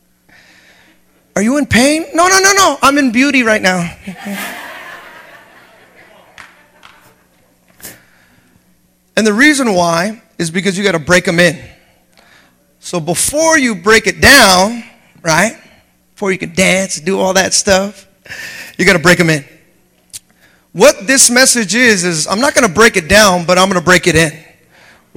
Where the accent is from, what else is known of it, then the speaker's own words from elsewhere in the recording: United States; me coming in as an American